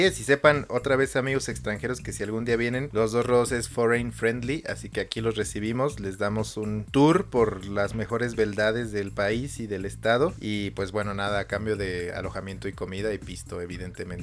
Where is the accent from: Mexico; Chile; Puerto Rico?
Mexico; Michoacán; mi tierra